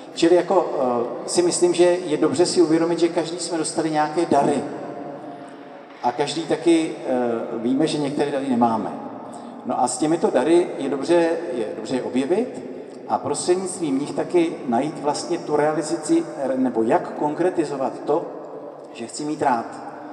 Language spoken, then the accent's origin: Czech; Letohrad, Pardubice Region, Czechia; moved away as an adult; also born or lived in Italy; já pocházím z Letohradu